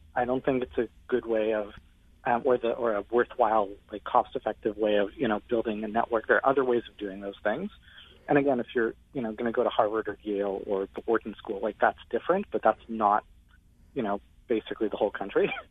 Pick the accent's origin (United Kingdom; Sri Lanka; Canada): Canada; I'm actually Canadian